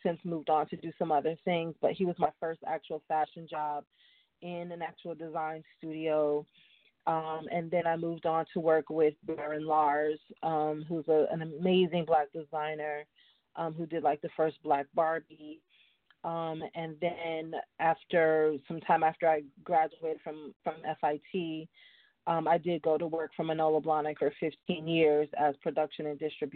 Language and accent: English; Cincinnati, Ohio, United States; now in Brooklyn, United States; I'm from Cincinnati, Ohio, so my level of edginess had not full on, like New York grungy kind of thing, but I had my own essence of edginess back in the 80s in Cincinnati, Ohio